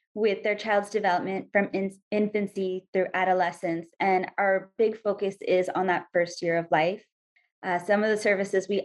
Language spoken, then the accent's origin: English; India; now in Hawaii, United States; I'm Indian.